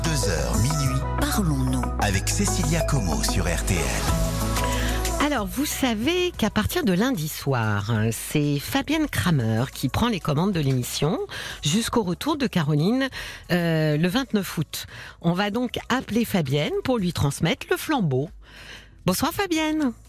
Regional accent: Paris, Île-de-France, France; accent: Parisian

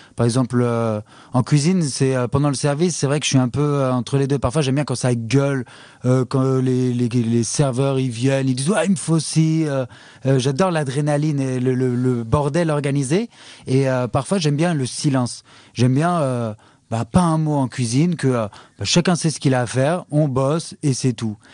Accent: France; moved away; on est français

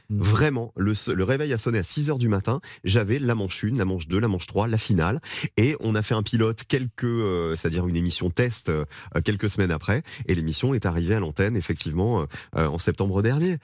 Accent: Provence-Alpes-Côte d'Azur, France; moved away; je viens de la Provence, je viens des montagnes, du soleil

